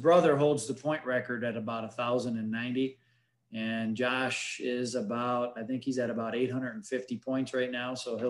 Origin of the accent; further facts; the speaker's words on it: Detroit, Michigan, United States; moved away; Dennis Rodman, we're from Detroit area. That's where we moved here from back about 10 years ago.